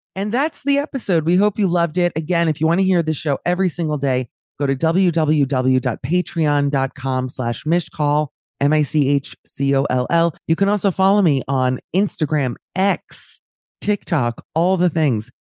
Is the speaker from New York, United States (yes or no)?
yes; New York, United States; I'm a New Yorker, so obviously living here